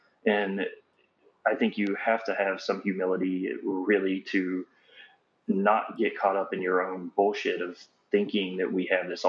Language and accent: English; Florida, United States; I come from Florida.